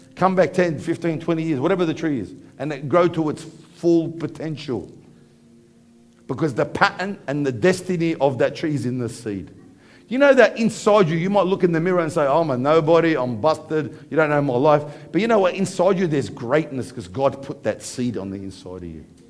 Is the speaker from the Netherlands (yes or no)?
no; Parramatta, New South Wales, Australia; I grew up in Parramatta